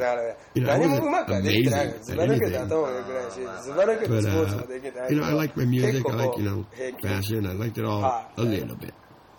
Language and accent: English; Ibaraki, Japan; English is a second language; when I was a kid growing up in Japan. You know, like when I first came out from this rural area, Ibaraki, Tokyo, so I was like this fat kid that like didn't really know the city.